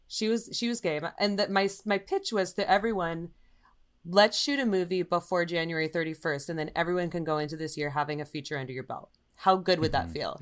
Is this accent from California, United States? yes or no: yes; Visalia, California, United States; It was near Fresno, a little town called Visalia. It's an agricultural community.